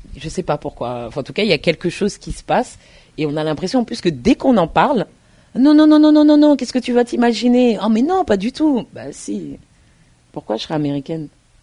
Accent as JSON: {"language": "French", "town": "Paris", "region": "Île-de-France", "country": "France", "tie": "born or raised there", "also_born_or_lived": "United States", "moved": "as an adult", "lives_now": "Tours, France", "said": "je suis née à Paris et, euh, mes parents sont originaires de la Côte d'Ivoire. Je suis une fille d'immigrés. Et c'est vrai que, en me, en grandissant, en me construisant, j'ai grandi en banlieue parisienne"}